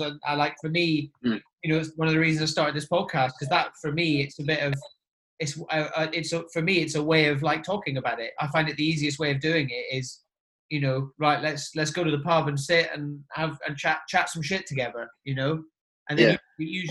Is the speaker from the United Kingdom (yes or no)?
yes; Inverness, Scotland, United Kingdom; where I grew up as well, like Inverness